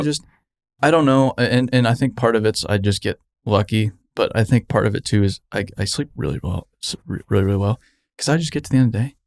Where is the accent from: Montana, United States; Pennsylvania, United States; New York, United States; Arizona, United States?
Arizona, United States; moved away; I grew up in Arizona